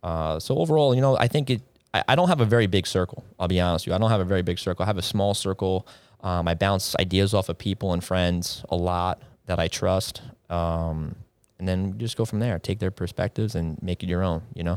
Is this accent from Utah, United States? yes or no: no; East Northport, New York, United States; I grew up over in East Northport, went to Elwood John Glenn High School